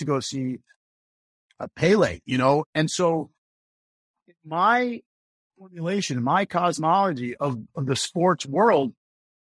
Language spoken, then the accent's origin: English; Boston, Massachusetts, United States; also born or lived in Baltimore; I lived in and around Boston most of my young life. I was in Baltimore for 2 years